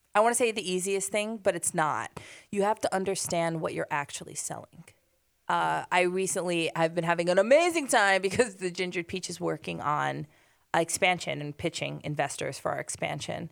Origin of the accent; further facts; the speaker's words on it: Hoboken, New Jersey, United States; we grew up in Hoboken